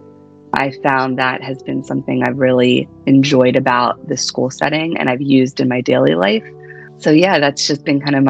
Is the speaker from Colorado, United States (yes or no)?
no; Pennsylvania, United States; moved away as an adult; also born or lived in Philadelphia / Hawaii / Delaware; now in New Jersey, United States; I'm originally from Pennsylvania.